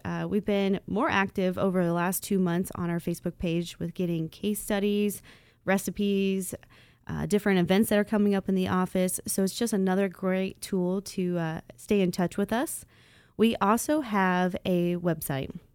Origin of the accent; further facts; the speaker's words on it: Dayton, Ohio, United States; I'm from North Dayton. Uh, so Inglewood, Vandalia, Huber Heights, those are my stomping grounds. Even into Beaver Creek and Fairfield, that's everywhere I grew up